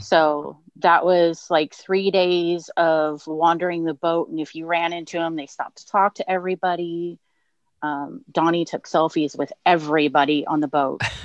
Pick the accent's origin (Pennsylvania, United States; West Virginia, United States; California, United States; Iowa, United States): California, United States; Southern; moved away; grew up in Southern California